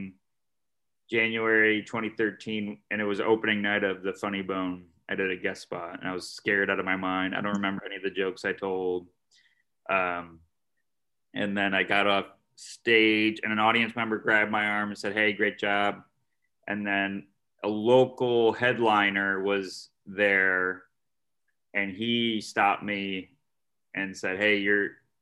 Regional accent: Syracuse, New York, United States; I'm from Syracuse, New York. That's like central New York.

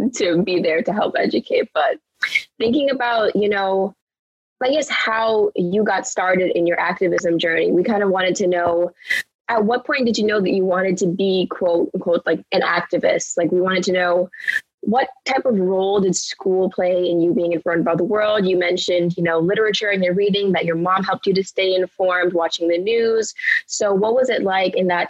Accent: Bahamas; I'm not American, so I grew up in the Bahamas

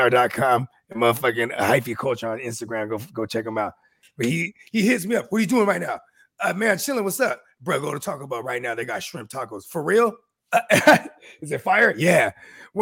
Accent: Philippines; I'm Filipino

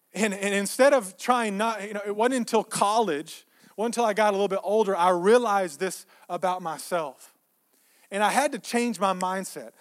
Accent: Texas, United States; we grew up in Texas

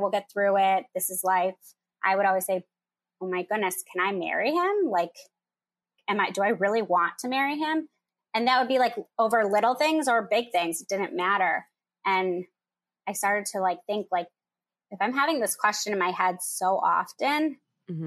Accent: Michigan, United States; moved away as an adult; now in Chicago, United States; I'm from Michigan. I live in Chicago.

